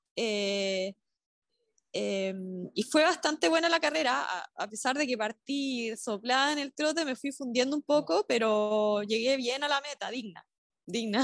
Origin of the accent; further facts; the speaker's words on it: southern Chile, Chile; yo soy del sur de Chile